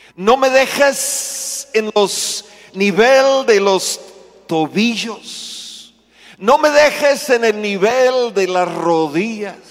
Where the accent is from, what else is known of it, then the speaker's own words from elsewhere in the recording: United States; Spanish is a second language; moved away as an adult; now in Mexico; Ya llevamos más de 44 años aquí en México. Ya me siento más mexicano que gringo.